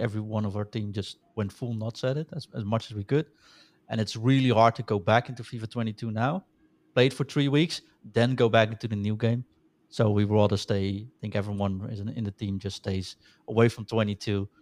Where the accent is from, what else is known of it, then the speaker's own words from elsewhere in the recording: Netherlands; accent: Dutch; I'm, uh, from the Netherlands, as you can hear with my lovely accent